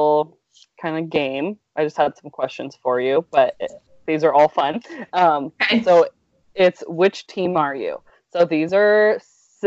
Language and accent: English; California, United States; moved away; growing up in California, we just kind of always said soda